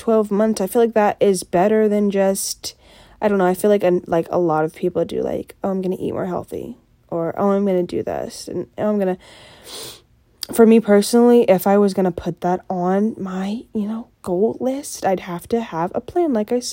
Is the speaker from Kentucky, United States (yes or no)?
yes; Simpsonville, Kentucky, United States; I grew up in Simpsonville